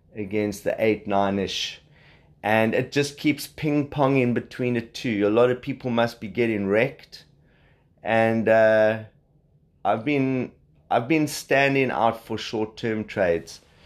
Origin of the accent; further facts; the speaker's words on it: South Africa; accent: South African; you can hear I'm South African